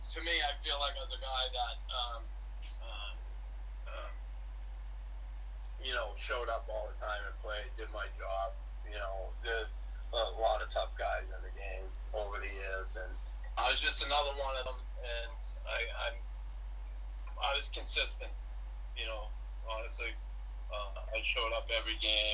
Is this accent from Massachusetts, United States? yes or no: yes; Boston, Massachusetts, United States; I grew up in Boston